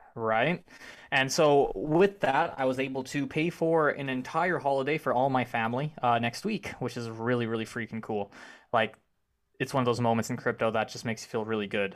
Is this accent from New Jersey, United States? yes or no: no; Arkansas, United States; also born or lived in Conway, Arkansas; I grew up in Arkansas myself, and I am moving to Savannah in October